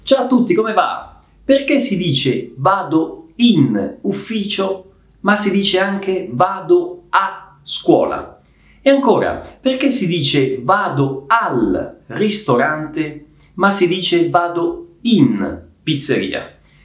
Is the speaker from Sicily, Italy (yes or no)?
yes; Messina, Sicily, Italy; sono di Messina, cioè sono originario di Messina.